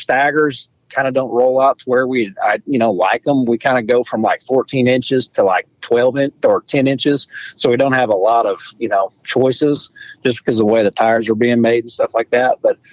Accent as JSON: {"language": "English", "region": "Oklahoma", "country": "United States", "said": "we're from Oklahoma, and football is everything in Oklahoma."}